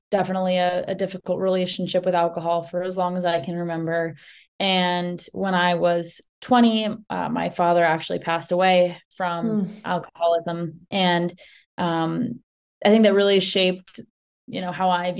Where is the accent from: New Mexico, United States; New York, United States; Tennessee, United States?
New York, United States; New York City; I grew up in Manhattan